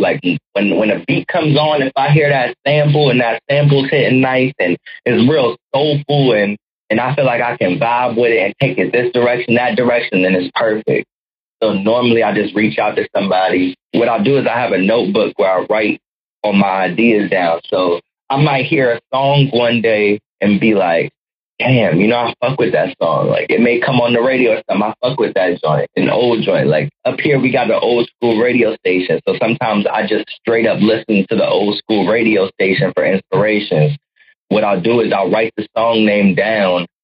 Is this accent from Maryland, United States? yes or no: yes; Waldorf, Maryland, United States; I became a man and, and learned how to live life in Waldorf, Maryland. So to me, that's where I'm from